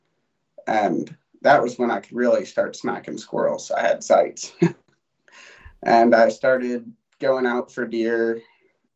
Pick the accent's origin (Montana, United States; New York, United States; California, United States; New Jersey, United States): Montana, United States; Great Falls; I'm from Great Falls, Montana.